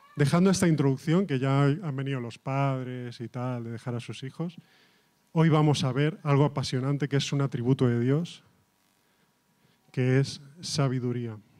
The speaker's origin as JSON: {"language": "Spanish", "region": "Catalonia", "country": "Spain", "said": "yo soy de, catalán"}